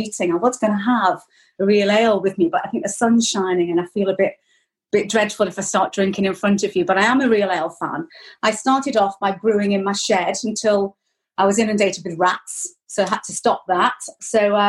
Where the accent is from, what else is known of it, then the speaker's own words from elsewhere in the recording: Chester, North West England, United Kingdom; moved away as an adult; also born or lived in Lichfield; now in Wrexham, United Kingdom; I came from Chester, which was a garrison town.